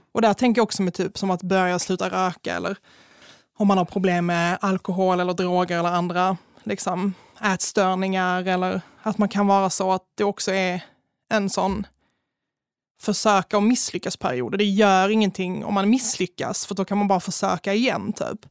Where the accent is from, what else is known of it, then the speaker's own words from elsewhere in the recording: Malmö, Skåne, Sweden; jag är ju från Malmö